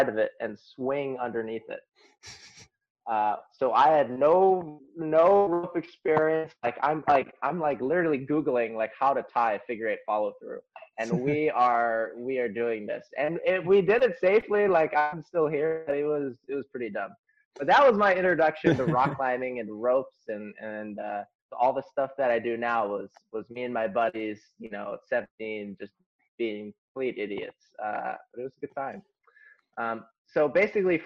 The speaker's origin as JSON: {"language": "English", "town": "Cincinnati", "region": "Ohio", "country": "United States", "tie": "born or raised there", "said": "I'm from Cincinnati, Ohio. Grew up there"}